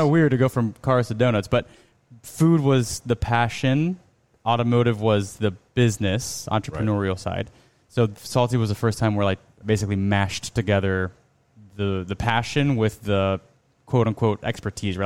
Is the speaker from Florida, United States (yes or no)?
yes; Miami, Florida, United States; we're from Miami. You know, we're Cuban American